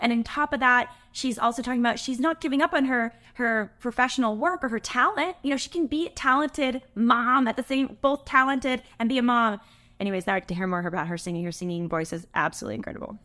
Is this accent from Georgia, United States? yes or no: no; California, United States; I'm from California